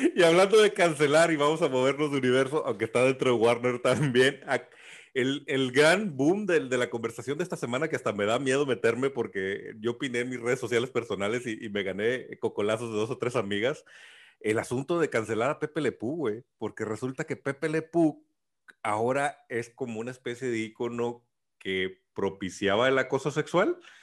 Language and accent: Spanish; Mexico; soy mexicano, crecí con Speedy González